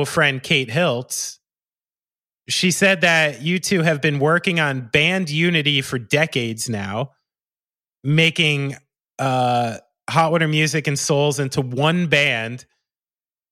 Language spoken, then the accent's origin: English; Somerville, New Jersey, United States; we are both from Somerville, New Jersey